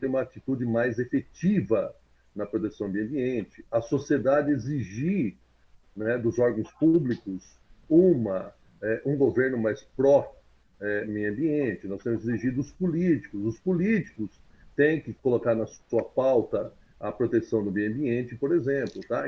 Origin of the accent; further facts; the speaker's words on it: Jabuticabal, São Paulo, Brazil; eu sou de Jabuticabal